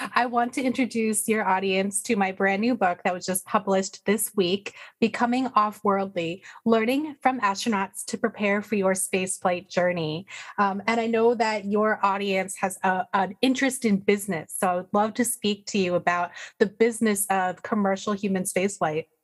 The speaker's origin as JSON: {"language": "English", "country": "United States", "said": "I'm American"}